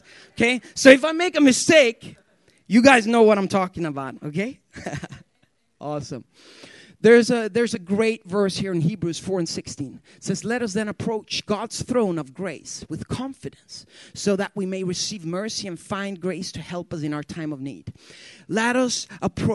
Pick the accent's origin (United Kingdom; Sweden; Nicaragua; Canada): Sweden; English is a second language; English is my second language. And there's a couple of words when you learn English in Sweden that we Swedes, we have a problem with.